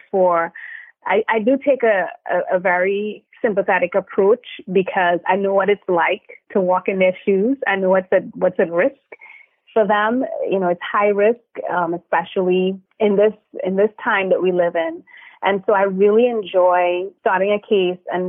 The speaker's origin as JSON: {"language": "English", "country": "Trinidad & Tobago", "moved": "yes", "lives_now": "United States", "said": "I am originally from Trinidad and Tobago, small twin islands in the Caribbean"}